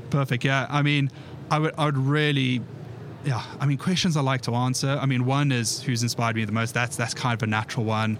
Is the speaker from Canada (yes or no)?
no; South Africa; moved away as an adult; now in United Kingdom; I'm originally from South Africa, uh, born and bred there, moved over to the UK 11 years ago.